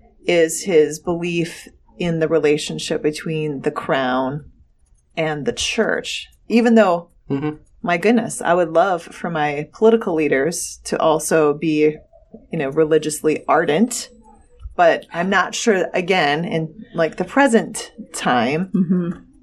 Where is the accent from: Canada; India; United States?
United States; As an American